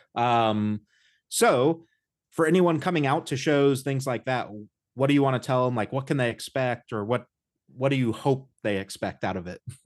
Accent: Indiana, United States; I grew up in the Midwest. I'm from Indiana

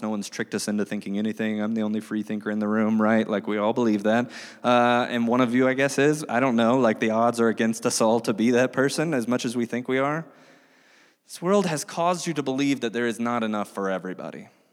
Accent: United States; We as American Christians living in twenty twenty-three

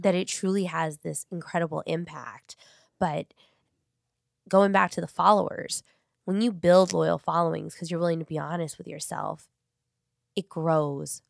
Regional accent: Long Beach, California, United States; I grew up in North Long Beach, like, Paramount.

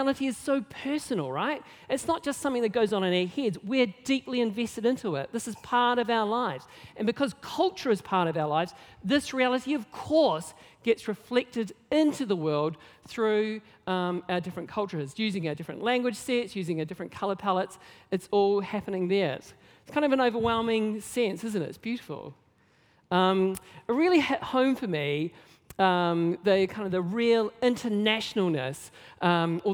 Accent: Nelson, New Zealand; I grew up in Nelson, not known really for its diversity

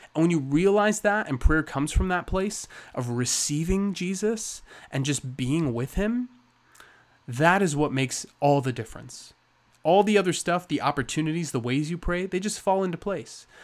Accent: United States; we're very American

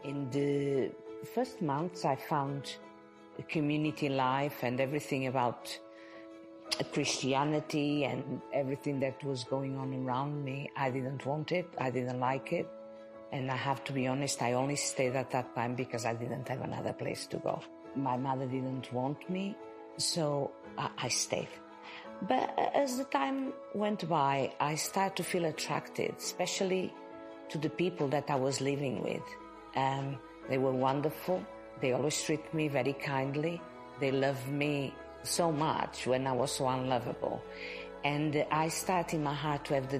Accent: Portugal; moved away as an adult; now in Birmingham, United Kingdom; I am from Portugal

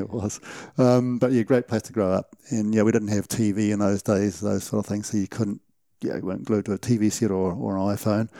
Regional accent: Gisborne, New Zealand; moved away as an adult; now in Taupo, New Zealand; I grew up in Gisborne, uh, hunting in the, in the Uawarris

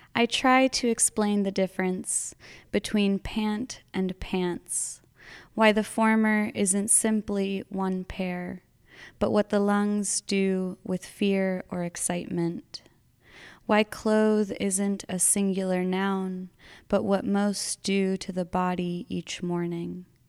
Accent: Arizona, United States; moved away; I'm from Arizona originally, and I I'm back in Arizona as of a year and a half ago

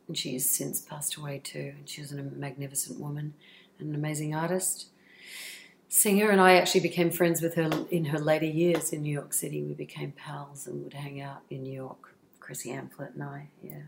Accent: Australia; accent: Australian; moved away as an adult; my australian accent

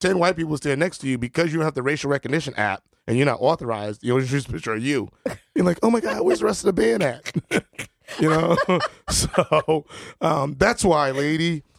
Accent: New Haven, Connecticut, United States; I was born in America, and my passport do say New Haven, Connecticut, United States of America

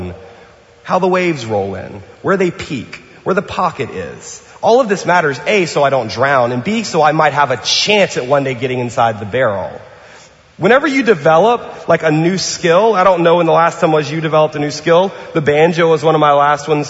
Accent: New Orleans, Louisiana, United States; now in Pasadena, United States; I'm from New Orleans and from the South

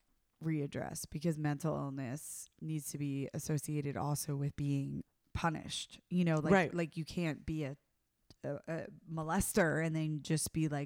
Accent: the South, United States; I'm from the South, baby.

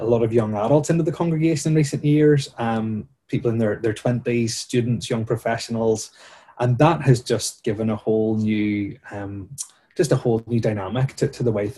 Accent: Bangor, Northern Ireland, United Kingdom; I grew up in Ballycrocken as a teenager and as a child in the congregation

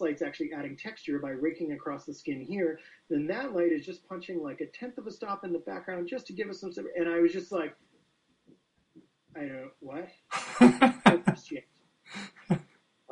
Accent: Chicago, Illinois, United States; now in Calgary, Canada; I grew up in Chicago

